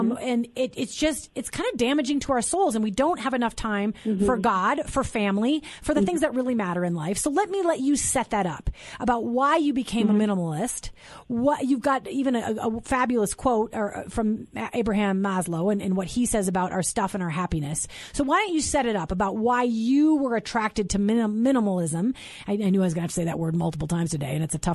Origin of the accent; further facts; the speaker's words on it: St. Peter, Minnesota, United States; I'm from Minnesota. I grew up in St. Peter, where my parents were professors at Gustavus Adolphus College